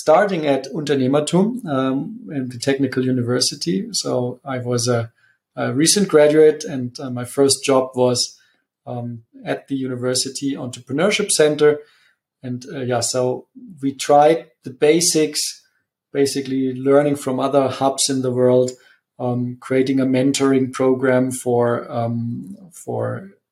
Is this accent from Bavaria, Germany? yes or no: yes; Munich, Bavaria, Germany; moved away as an adult; also born or lived in Italy; I am from Munich and I'm also back in Munich.